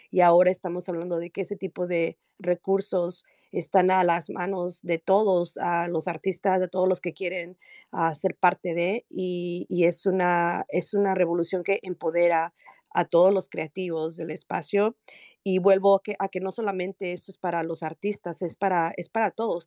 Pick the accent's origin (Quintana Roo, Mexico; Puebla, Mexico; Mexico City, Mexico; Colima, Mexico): Mexico City, Mexico; soy originaria de la Ciudad de México